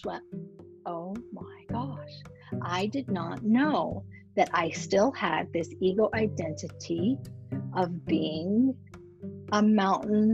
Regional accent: Reno, Nevada, United States; moved away; I grew up in Reno

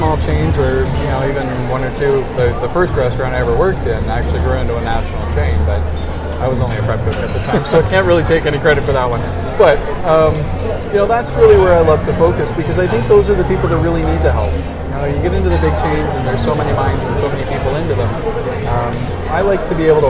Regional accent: Canada; we're Canadian

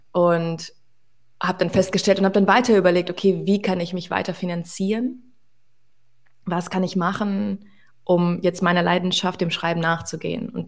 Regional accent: Hanover, Lower Saxony, Germany; also born or lived in Moscow, Russia; now in Berlin, Germany; ich bin mit neun Monaten

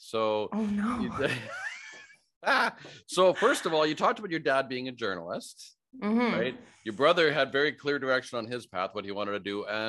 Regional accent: Saskatoon, Saskatchewan, Canada; born or raised there

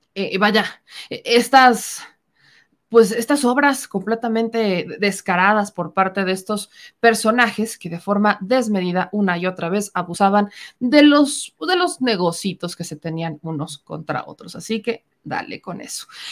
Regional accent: Mexico; Somos mexicanos

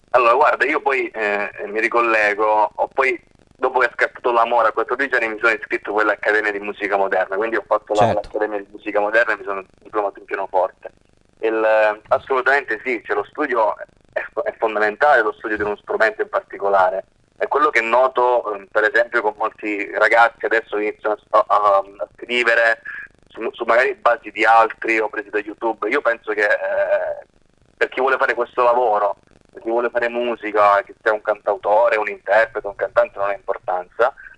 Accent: Grotte, Sicily, Italy; moved away as an adult; also born or lived in Parma; io vengo da un piccolo paesino della provincia di Agrigento che si chiama Grotte

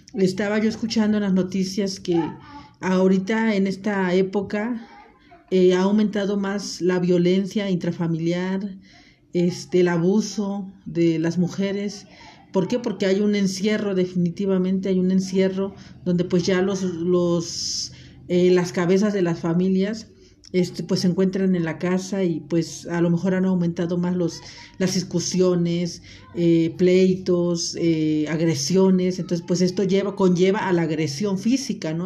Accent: Acapulco, Guerrero, Mexico; moved away; yo soy de Acapulco

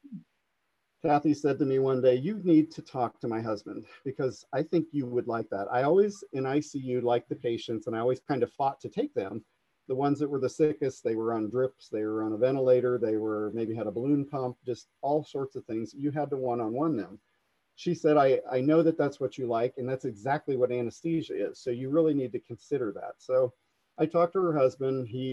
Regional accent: Coshocton, Ohio, United States; to work here in my hometown

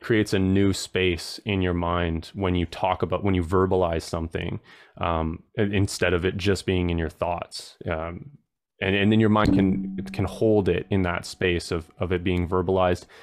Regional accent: Protection Island, British Columbia, Canada; also born or lived in Tofino, Canada; now in Ontario, Canada; I grew up on an island, uh, that has, like, probably around three hundred people, and it's off of Vancouver Island. It's called Protection Island

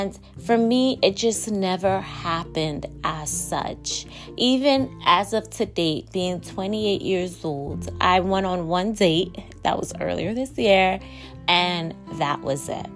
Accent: New York, United States; I am recording from my hometown, New York.

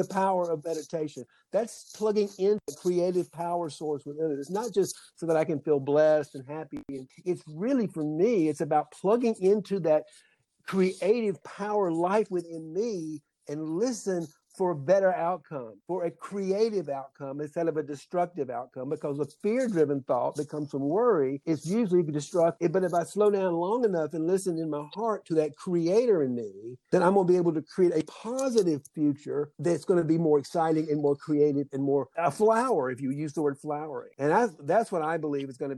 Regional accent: South Georgia, United States; I grew up in South Georgia

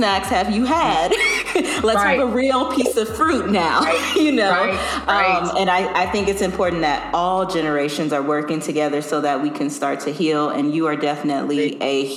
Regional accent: Louisiana, United States; We're both from Louisiana

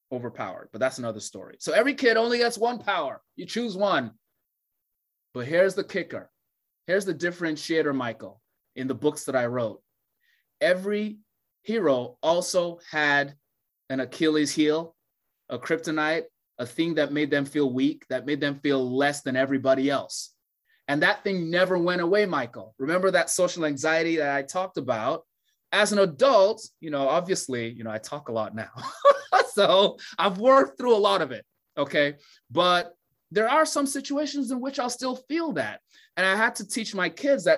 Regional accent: Nigeria; Growing up in Nigeria

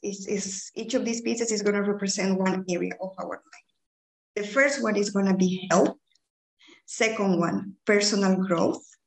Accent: Bolivia; English is a second language; moved away as an adult; also born or lived in United Kingdom / Belgium; now in Ghent, Belgium; I'm originally from Bolivia, but I've been living in Belgium since 2007.

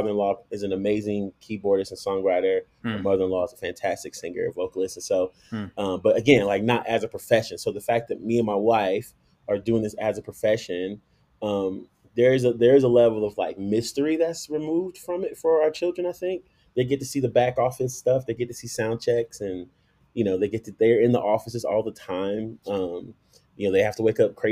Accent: Chicago, Illinois, United States; now in Colorado Springs, United States; I was born and raised in Chicago

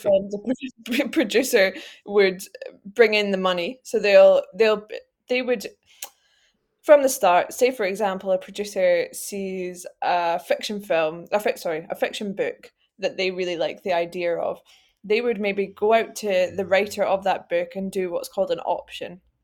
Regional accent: Edinburgh, Scotland, United Kingdom; I'm from Edinburgh. I was born here, I've tried to leave, failed

